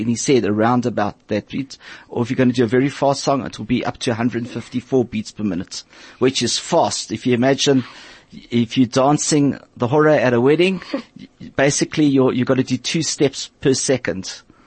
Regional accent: Port Elizabeth, Eastern Cape, South Africa; I learnt it in Port Elizabeth. I'm from Port Elizabeth

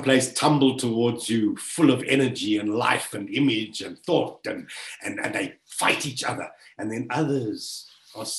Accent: South Africa; I was born and bred in South Africa.

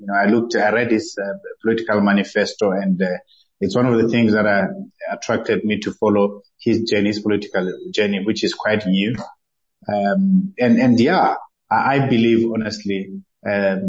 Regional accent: Lesotho; also born or lived in South Africa; I grew up in Lesotho from the age of 3

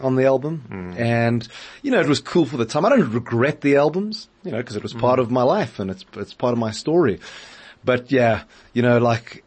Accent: Johannesburg, Gauteng, South Africa; I grew up in Northcliff in Joburg.

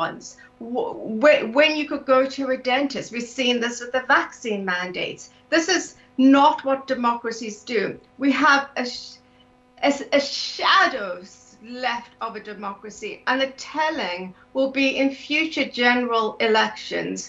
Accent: South Africa; moved away as an adult; also born or lived in London, United Kingdom / Singapore / Canada; now in United Kingdom; I'm South African originally. I left South Africa in my late 20s and immigrated to the UK

